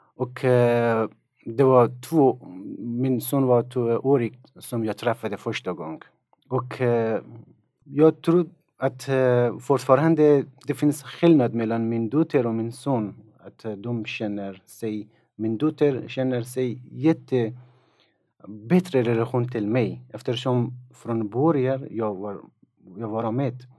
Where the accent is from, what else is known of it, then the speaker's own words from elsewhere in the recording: Afghanistan; Swedish is a second language; moved away as an adult; also born or lived in Tokyo, Japan; now in Sweden; Jag kommer från Afghanistan. Jag har bott i Sverige i tre år